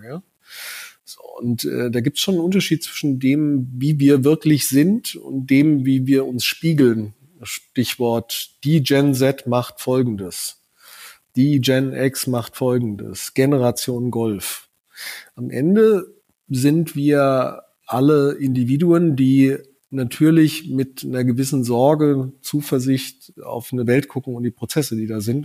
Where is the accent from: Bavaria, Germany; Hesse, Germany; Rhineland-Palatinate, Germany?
Hesse, Germany; southern; ich komme aus Südhessen. Ich hatte äh, während meiner Schulzeit äh, täglich äh, vier Starfighter, drei Tornados über der Schule im Tiefflug drüber knattern